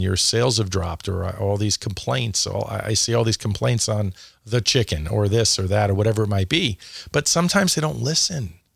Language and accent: English; New York City, New York, United States; moved away as an adult; also born or lived in Phoenix; I grew up in New York, and, uh, Dad was on Wall Street